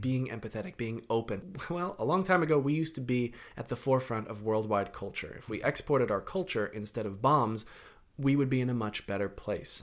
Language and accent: English; Connecticut, United States; also born or lived in London; now in New York, United States; I grew up in Connecticut, so I went back up to my parents' house in Connecticut